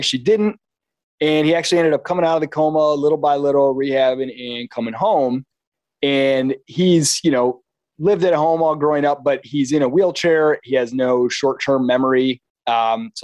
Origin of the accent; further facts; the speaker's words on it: Kalamazoo, Michigan, United States; moved away as an adult; I was born and raised in Michigan, Kalamazoo, Michigan.